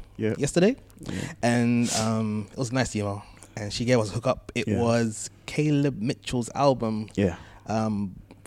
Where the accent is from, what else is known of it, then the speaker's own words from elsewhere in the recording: United Kingdom; I was raised in Britain